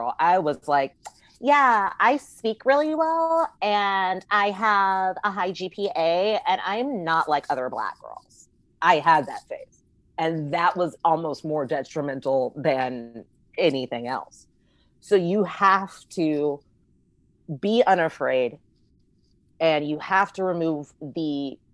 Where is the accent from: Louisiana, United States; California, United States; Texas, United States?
California, United States; Palmdale; I'm from Palmdale, California